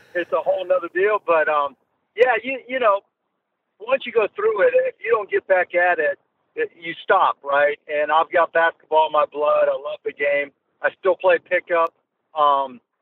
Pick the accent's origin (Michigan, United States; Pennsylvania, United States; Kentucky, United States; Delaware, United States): Pennsylvania, United States; Pittsburgh; I was born in Squirrel Hill in Pittsburgh, and that's where my grandparents ended up. My dad, we moved to the South Hills from there.